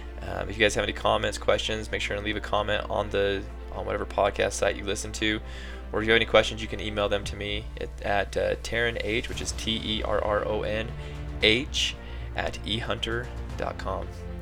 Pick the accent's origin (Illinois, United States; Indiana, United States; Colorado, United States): Colorado, United States; just because it is my home state. And so any newscast, podcast we do on Colorado, I get pretty excited.